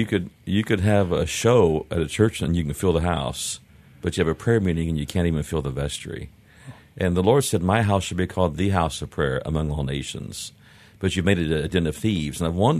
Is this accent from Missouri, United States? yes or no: yes; Springfield, Missouri, United States; born there; Kind of all over, really. I was born in Springfield, Missouri. And dad would start or take churches throughout the country, and so we would move off and on.